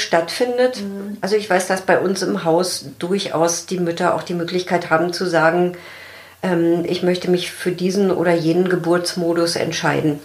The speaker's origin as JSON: {"language": "German", "country": "Germany", "said": "bei uns in Deutschland"}